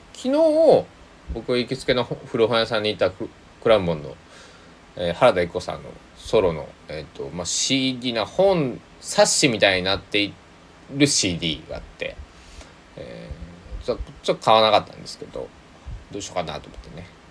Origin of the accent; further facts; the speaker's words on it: Kochi, Japan; now in Takamatsu, Japan; 僕の地元の高知県佐木市